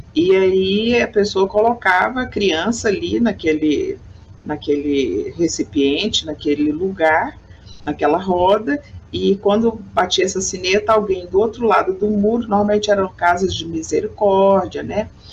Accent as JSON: {"language": "Portuguese", "town": "Goiânia", "region": "Goiás", "country": "Brazil", "tie": "born or raised there", "said": "Sou goiana, é, nasci aqui na cidade de Goiânia, no estado de Goiás"}